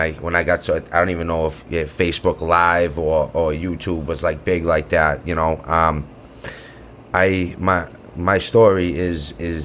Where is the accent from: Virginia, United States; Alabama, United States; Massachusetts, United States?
Massachusetts, United States; Quincy; I grew up in Quincy on the other side of the city